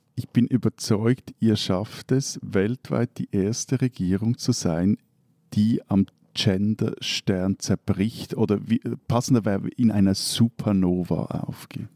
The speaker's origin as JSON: {"language": "German", "country": "Switzerland"}